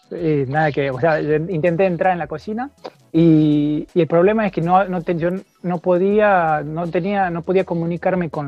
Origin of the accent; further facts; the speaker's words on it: Tucumán, Argentina; moved away as an adult; now in France; norte de Argentina, de um, una ciudad que se llama Tucumán. Eh, mm. dentro de Tucumán soy del interior